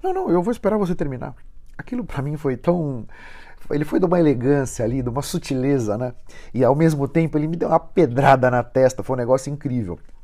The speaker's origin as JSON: {"language": "Portuguese", "region": "São Paulo", "country": "Brazil", "said": "eu sou de São Paulo, estou aqui em Joinville hoje"}